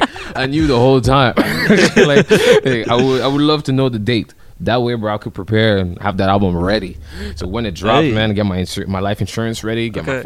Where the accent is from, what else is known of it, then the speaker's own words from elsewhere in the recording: Montreal, Quebec, Canada; I'm from Montreal, bro.